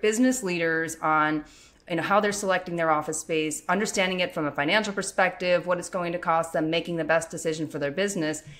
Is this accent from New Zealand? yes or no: no; Western Pennsylvania, United States; growing up in Western Pennsylvania, hunting is a popular sport